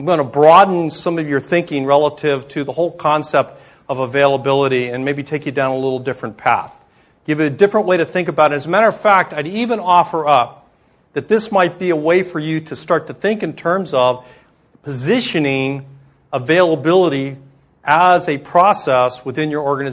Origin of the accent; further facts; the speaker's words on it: South Florida, United States; I grew up in South Florida. So I spent my formative years growing up on the Gold Coast